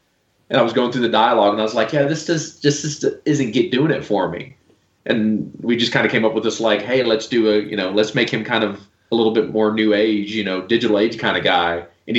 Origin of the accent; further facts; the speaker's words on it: the South, United States; I grew up in the South, so everything was a Coke.